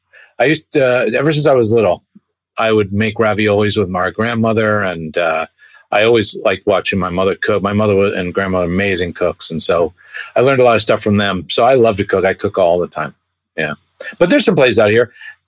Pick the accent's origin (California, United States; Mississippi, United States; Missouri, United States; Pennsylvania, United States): Pennsylvania, United States; Bucks County; We grew up in Bucks County, which is north of Philadelphia, about a half hour north of Philadelphia, near Washington's Crossing, where Washington crossed the Delaware. That's kind of where we grew up. But our family all comes and started from, from Italy.